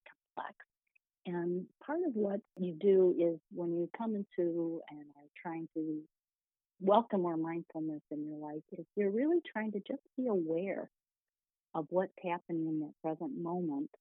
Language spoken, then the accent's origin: English; Michigan, United States; I was born right here in the Mitten State of Michigan, and I grew up in a large family